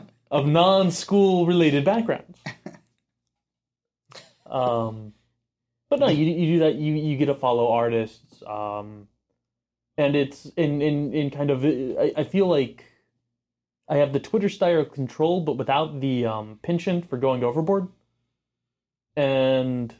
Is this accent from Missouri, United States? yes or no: no; Houston, Texas, United States; I grew up rooting for the Rockets and the Astros because I grew up in Houston